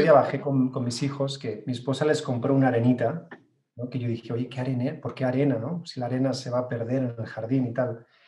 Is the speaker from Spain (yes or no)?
yes; Barcelona, Catalonia, Spain; now in Mexico City, Mexico; Yo nací en Barcelona, en, España